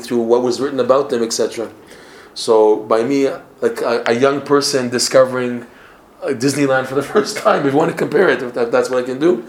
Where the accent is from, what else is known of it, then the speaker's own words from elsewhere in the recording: Toronto, Ontario, Canada; moved away; I'm from Toronto originally